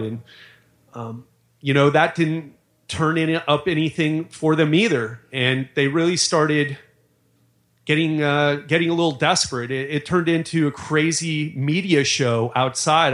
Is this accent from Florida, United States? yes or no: yes; Miami, Florida, United States; I grew up in Miami